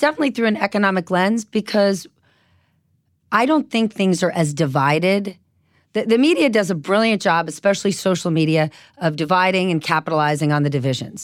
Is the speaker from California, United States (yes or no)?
no; New Jersey, United States; I was from New Jersey